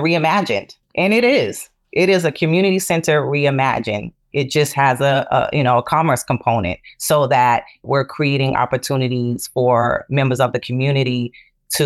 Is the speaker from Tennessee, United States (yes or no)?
no; Boston, Massachusetts, United States; I learned a lot in community centers where I grew up in Boston.